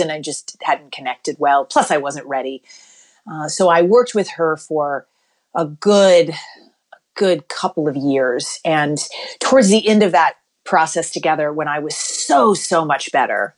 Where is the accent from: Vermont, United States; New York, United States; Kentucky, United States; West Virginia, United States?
Kentucky, United States; I grew up in Kentucky